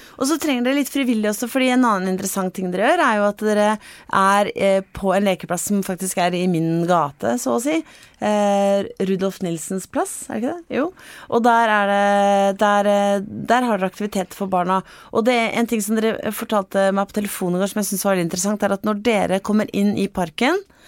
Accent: Vestfold, Norway; Jeg er jo fra, fra Vestfold, sånn som deg

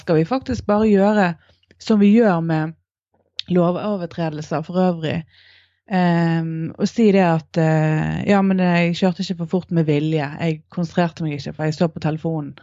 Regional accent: Norway; identiteten som nordmann

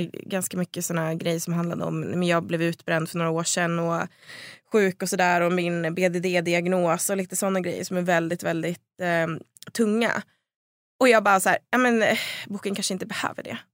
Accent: Söderhamn, Gävleborg County, Sweden; det fanns inga tjejlag i Söderhamn där jag växte upp

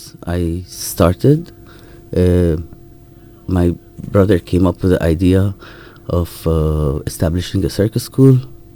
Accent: Jerusalem, Palestine; moved away as an adult; now in United Kingdom; But since I'm from Jerusalem, so all my documents are, like, an Israeli document, so it's just a little bit easier.

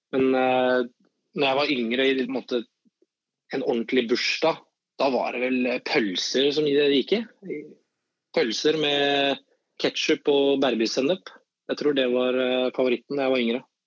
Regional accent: Skien, Telemark, Norway; now in Oslo, Norway; der jeg kommer fra i Skien

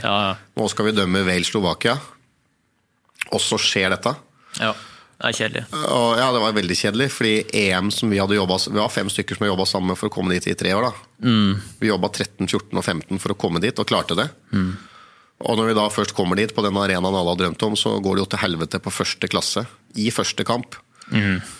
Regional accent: Norway; vi kom fra Norge

